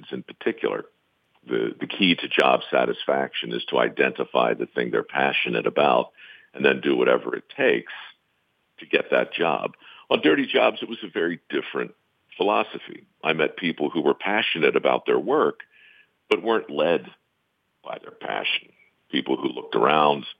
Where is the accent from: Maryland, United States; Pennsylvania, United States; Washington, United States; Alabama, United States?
Maryland, United States; Baltimore; I was born in Baltimore, surrounded by tradesmen growing up